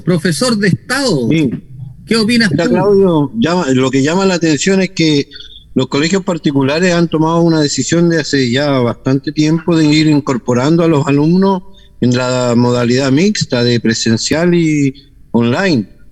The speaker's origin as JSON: {"language": "Spanish", "country": "Chile", "said": "nuestra forma de ser como chileno"}